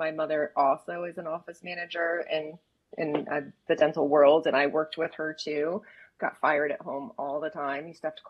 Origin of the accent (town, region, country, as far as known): United States